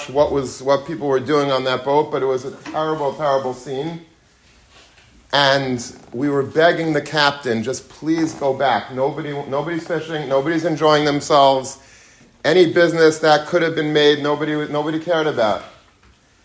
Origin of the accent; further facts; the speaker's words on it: Long Beach, New York, United States; When I was a young child, I grew up in Long Beach, Long Island